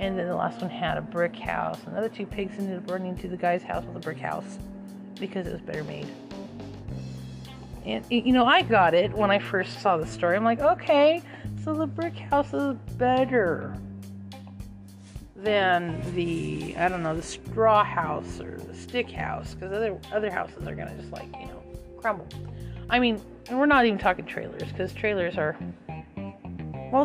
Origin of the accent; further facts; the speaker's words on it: Page, Arizona, United States; I'm from a really small town in Page, Arizona. Is where I originated from. I wasn't born there, but I was born in Arizona. So, but I lived there for about 12 years or so